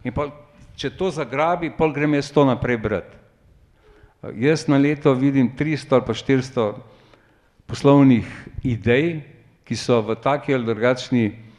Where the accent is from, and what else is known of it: Slovenia